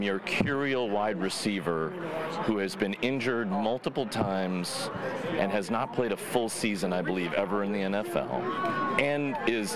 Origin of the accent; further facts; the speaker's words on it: Palatine, Illinois, United States; Hometown? I'll go with Palatine, Illinois